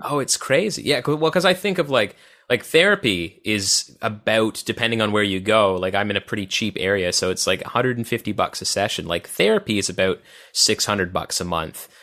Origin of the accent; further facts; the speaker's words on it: Odessa, Ontario, Canada; it was Odessa, Ontario, with a population of eight hundred people